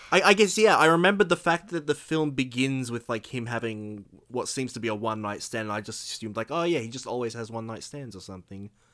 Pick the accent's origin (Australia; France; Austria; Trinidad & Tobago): Australia